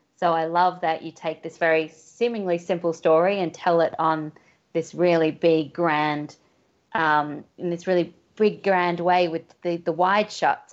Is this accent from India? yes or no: no; Australia; being Australian